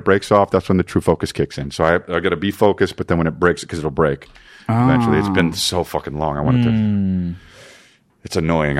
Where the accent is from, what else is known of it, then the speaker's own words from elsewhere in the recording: New Jersey, United States; we're from New Jersey.